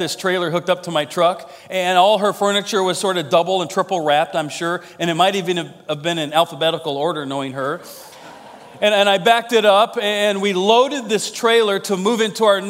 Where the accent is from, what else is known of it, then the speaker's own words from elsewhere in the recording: Iowa, United States; I'm from Iowa.